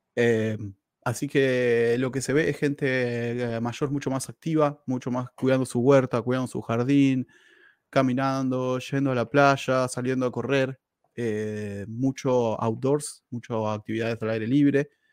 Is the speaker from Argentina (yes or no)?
yes; Argentina; moved away; also born or lived in Quilmes / Lima, Buenos Aires; yo soy argentino